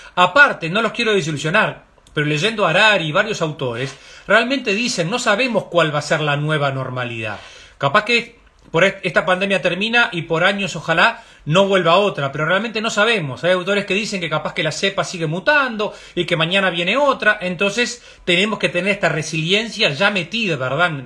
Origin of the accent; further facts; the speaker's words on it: Uruguay; como uruguayos